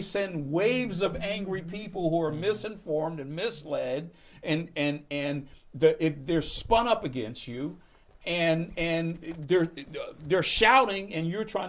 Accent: Chicago, Illinois, United States; I had to run as a Republican when I came from Chicago. You know, I was from Chicago, where the Democrats are controlled forever. So I came here.

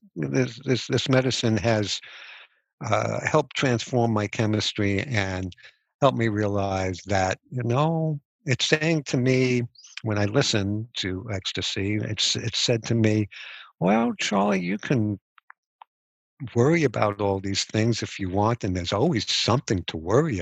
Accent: United States; I was born in America

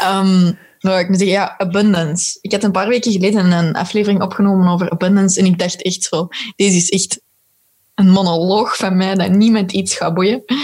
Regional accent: Belgium; als Belgen

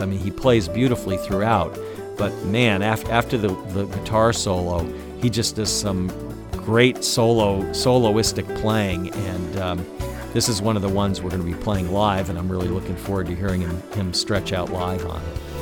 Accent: Washington, District of Columbia, United States; spending summers as a kid growing up in the Washington, D.C. area

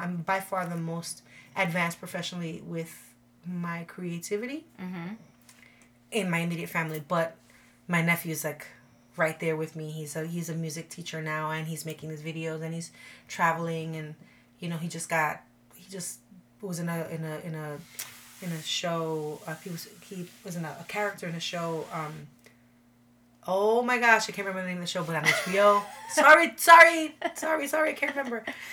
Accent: New York City, New York, United States; moved away as an adult; now in Florida, United States; I grew up in the Bronx

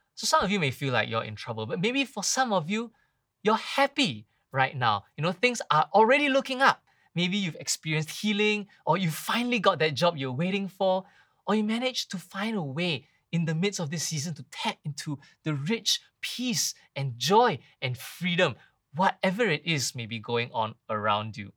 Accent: Singapore; now in Malaysia; I come from Singapore

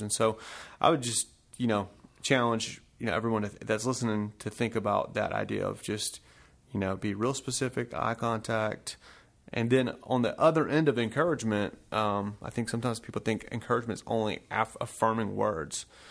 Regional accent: Smyrna, Georgia, United States; moved away as an adult; also born or lived in New Jersey / Chicago; now in Whitehall, United States; I grew up in Smyrna, Georgia, like my brother, Joseph.

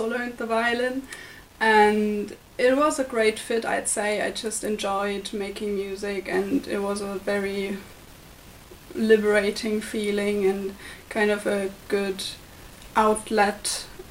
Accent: Germany; moved away as an adult; now in Limerick, Ireland; from Germany. I'm an Erasmus student studying journalism here at the University of Limerick.

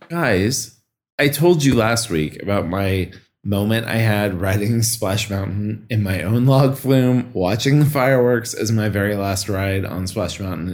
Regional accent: Kansas City, United States; moved away; I am from Kansas City

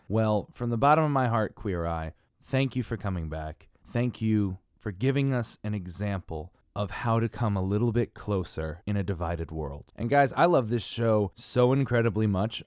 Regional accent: Connecticut, United States; I'm from Connecticut

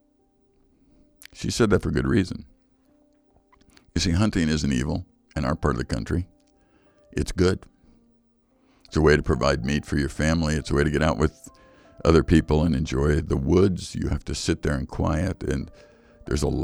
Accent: Chicago, Illinois, United States; moved away; I grew up in Chicago

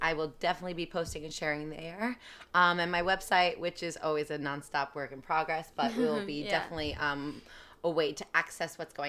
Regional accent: New Jersey, United States; now in New York, United States; Like, New York. And he's like, no, where are you from? Like, New Jersey originally. And he's like, where are you from? And I was like, my mom's Italian, my dad's German.

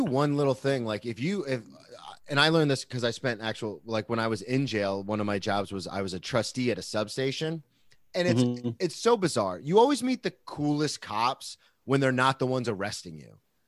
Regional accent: Jacksonville, Florida, United States; I'm from Jacksonville

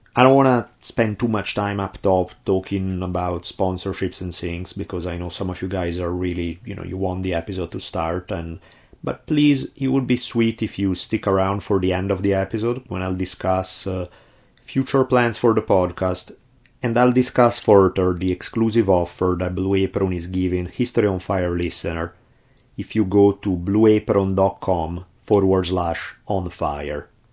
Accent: Italy; accent: heavy Italian; my heavy Italian accent

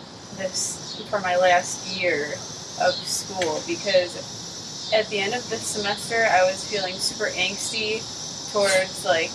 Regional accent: Woodstock, Illinois, United States; In Woodstock, Illinois.

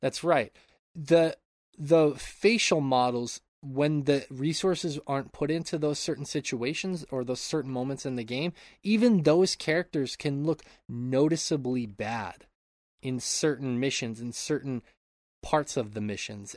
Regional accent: Montana, United States; moved away; I grew up in Montana my enti-, uh, for my entire childhood and p, a large part of my adulthood

